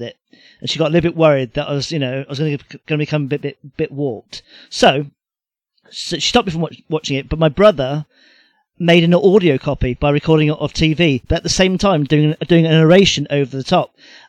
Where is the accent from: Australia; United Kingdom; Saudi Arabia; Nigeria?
United Kingdom; The reason why I'll never stop loving it is because we're British